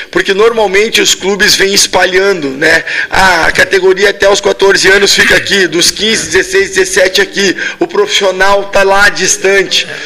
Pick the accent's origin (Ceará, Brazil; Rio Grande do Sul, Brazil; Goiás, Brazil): Rio Grande do Sul, Brazil; Sou gaúcho.